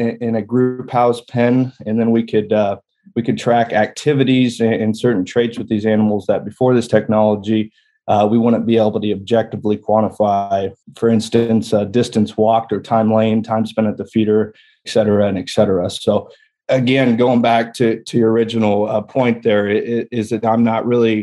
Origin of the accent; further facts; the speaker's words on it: York, Nebraska, United States; also born or lived in Raleigh, North Carolina; now in Lincoln, United States; I am from Nebraska originally. I grew up and was raised in York, Nebraska, which is an east central town right there on the interstate.